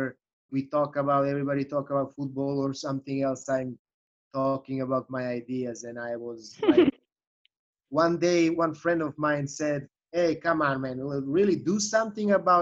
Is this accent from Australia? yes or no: no; Serbia; English is a second language; moved away as an adult; now in Chicago, United States; I'm originally from Serbia